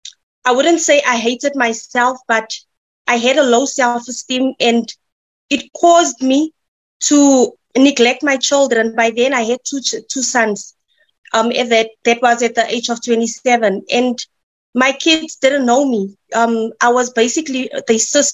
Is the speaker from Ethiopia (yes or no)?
no; Midrand, Gauteng, South Africa; I'm from Midrand